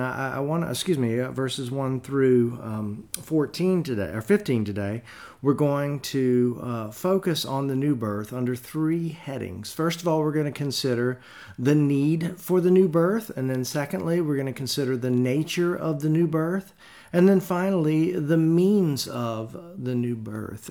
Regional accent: the South, United States; growing up in the South

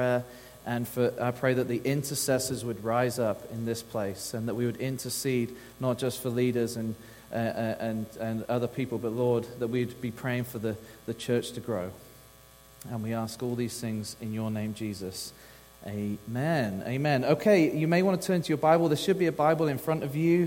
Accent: England, United Kingdom; moved away as an adult; now in Texas, United States; I'm from the old land of England, and so that's where I'm from

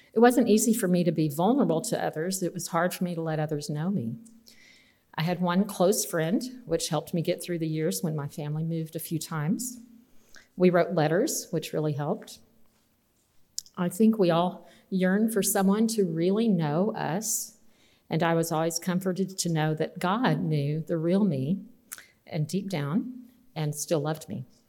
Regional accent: Austin and San Angelo, Texas, United States; growing up in Austin and San Angelo, Texas

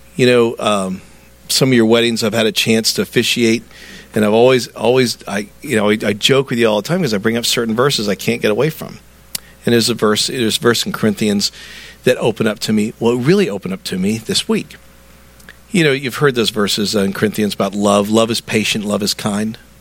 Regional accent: the South, United States; I'm a Southerner.

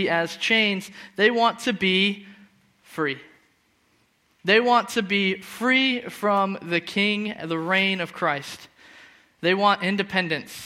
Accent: Phoenix, Arizona, United States; moved away as an adult; now in Scotland; I'm from Phoenix, where the weather's really hot instead of really cold, and the sun's always out

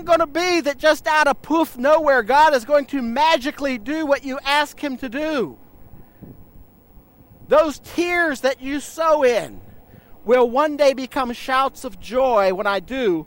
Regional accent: United States; moved away; I grew up on the Ohio River.

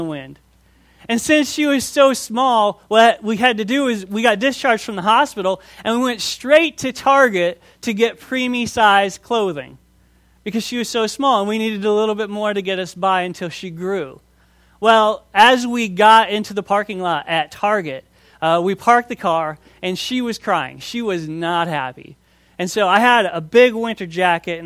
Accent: Minnesota, United States; moved away as an adult; I grew up in Minnesota

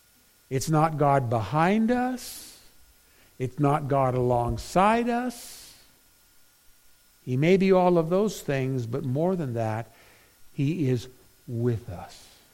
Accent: Philippines; now in United States; I grew up in the Philippines, a missionary's kid. And man, could I play basketball. But when we came to the States, baseball was what they played in the summer.

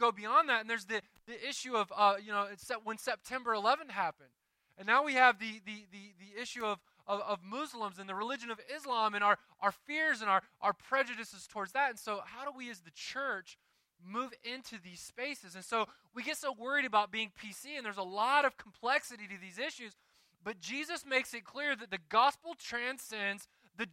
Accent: Deep South, United States; moved away; I grew up in the Deep South where when you went to church, you got a card every year during election time

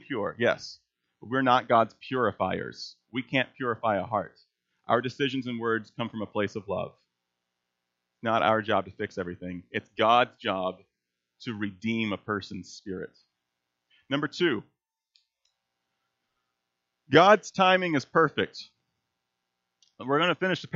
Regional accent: Texas, United States; moved away; I was raised in Texas

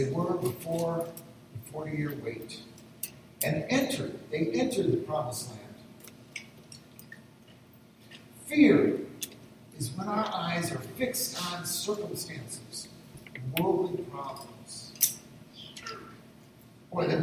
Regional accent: northern Michigan, United States; moved away; the church I'd pretty much grown up in my hometown in northern Michigan

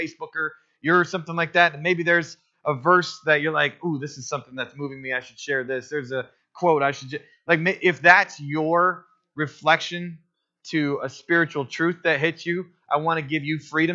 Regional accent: Otisville, Michigan, United States; I grew up on M15 in Otisville, Michigan

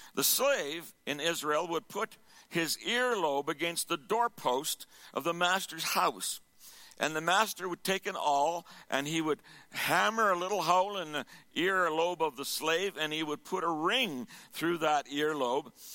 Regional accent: Sherwood Park, Alberta, Canada; Sherwood Park

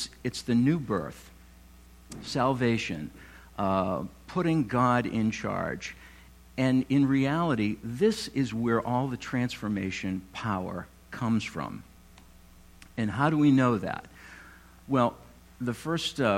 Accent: North Walpole, New Hampshire, United States; I grew up in North Walpole in the mid-70s

